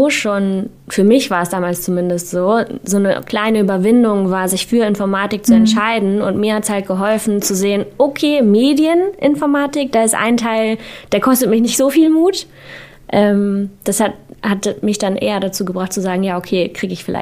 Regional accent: Hamburg, Germany; Also ich komme aus Hamburg, da lag dann Logistik irgendwie nahe

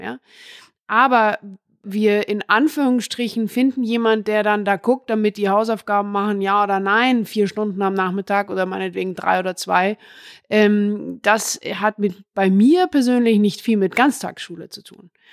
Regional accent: Munich, Bavaria, Germany; ich bin hier in München zur Schule gegangen, beispielsweise auf eine normale Schule

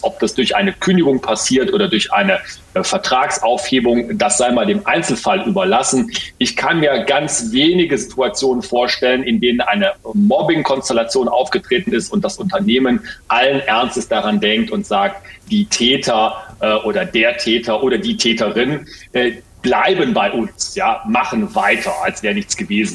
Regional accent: Ruhr area, North Rhine-Westphalia, Germany; hier bei uns im Ruhrgebiet

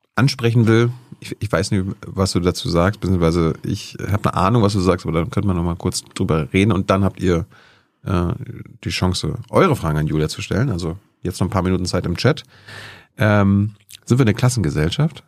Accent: East Germany, Germany; Ich bin ja ostdeutsch.

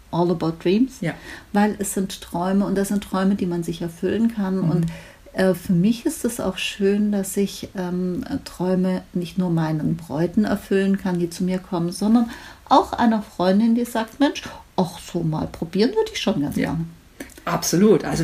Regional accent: Stuttgart, Baden-Württemberg, Germany; ich komme aus Stuttgart

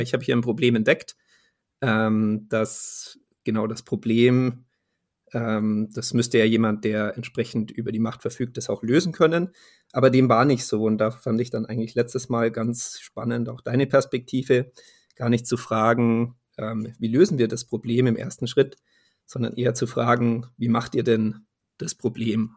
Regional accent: Munich, Bavaria, Germany; ich äh, bin ja aus München

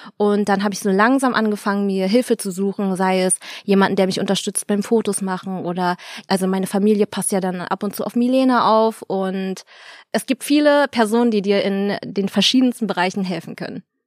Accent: Berlin, Germany; moved away as an adult; now in Cologne, Germany; ich bin gebürtige Berlinerin, Yay! habe 25 Jahre oder so hier gewohnt

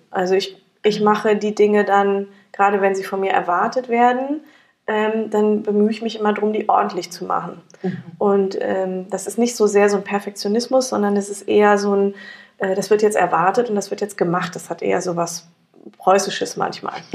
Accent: near Frankfurt, Hesse, Germany; ich komme aus der Nähe von Frankfurt

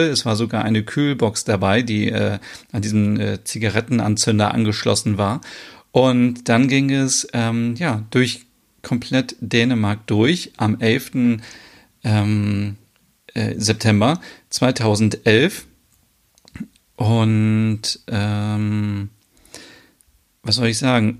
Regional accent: Germany; bei uns in Deutschland

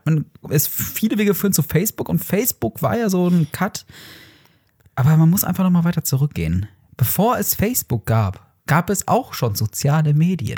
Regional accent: Herne, North Rhine-Westphalia, Germany; bei uns in Wanne-Eickel. Beziehungsweise Der Herne

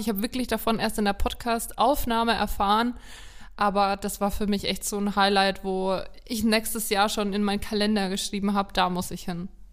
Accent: Haßberge, Bavaria, Germany; Ich komme aus der Ecke

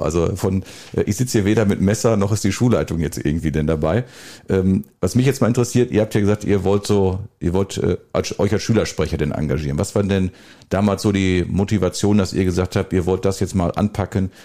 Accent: Welver, North Rhine-Westphalia, Germany; now in Bad Sassendorf, Germany; Ich komme ja, ich glaube, ich habe es auch mal gesagt, ja auch aus dem wunderbaren Schwefe und wohne jetzt im, ja, noch wunderbaren Bad Sassendorf.

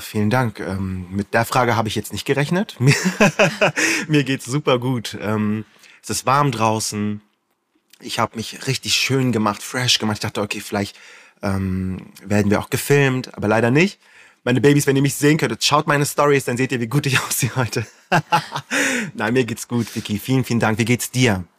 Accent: Flensburg, Schleswig-Holstein, Germany; Ich komme aus Flensburg und bin beruflich Influencer

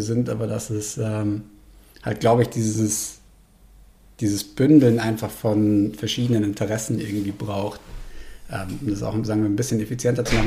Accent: Munich, Bavaria, Germany; also born or lived in South Tyrol, Italy; Vorschule und Schule war ich dann halt in München

